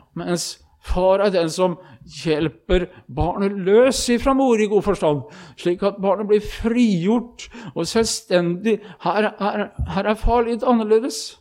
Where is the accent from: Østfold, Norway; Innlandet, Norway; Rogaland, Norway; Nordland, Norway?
Østfold, Norway; hjemme i Østfold